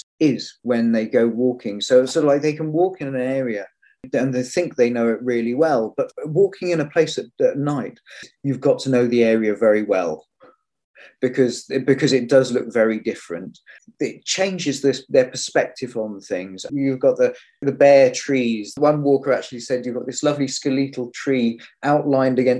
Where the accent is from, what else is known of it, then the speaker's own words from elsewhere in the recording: Cornwall, South West England, United Kingdom; I grew up in Cornwall